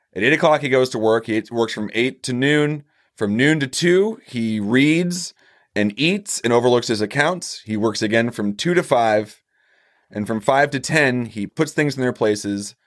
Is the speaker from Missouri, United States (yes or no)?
yes; Missouri, United States; I'm from Missouri.